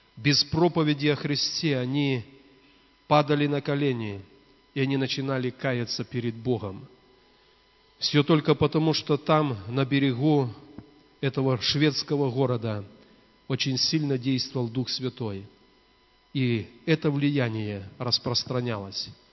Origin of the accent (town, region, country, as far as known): Belarus